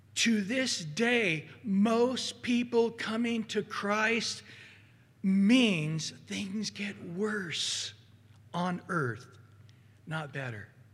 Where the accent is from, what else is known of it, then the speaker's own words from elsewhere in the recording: Central Valley, California, United States; I grew up in the Central Valley